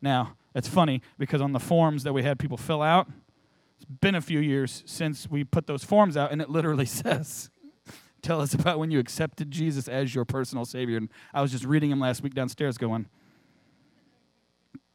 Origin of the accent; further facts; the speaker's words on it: St. Louis, Missouri, United States; moved away; I'm from St. Louis